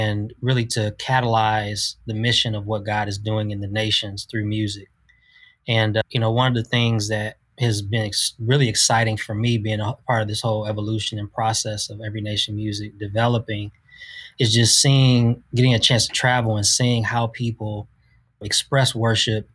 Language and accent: English; Detroit, Michigan, United States; moved away as an adult; now in Nashville, United States; I'm a guy from Detroit, Michigan, born and raised.